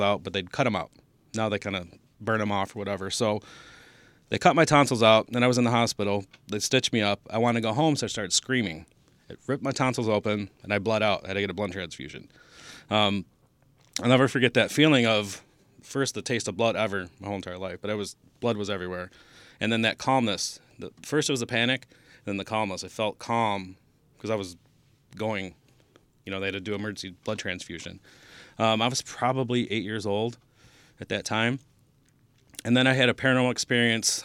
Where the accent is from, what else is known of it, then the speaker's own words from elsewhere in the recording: Taylor, Michigan, United States; I grew up in Taylor